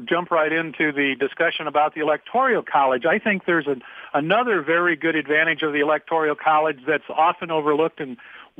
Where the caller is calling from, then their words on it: Illinois, United States; I'm calling you from Illinois.